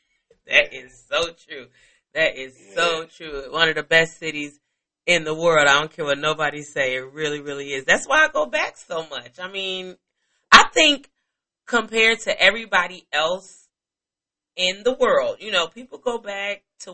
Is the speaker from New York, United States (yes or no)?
no; Chicago, Illinois, United States; I'm from Chicago.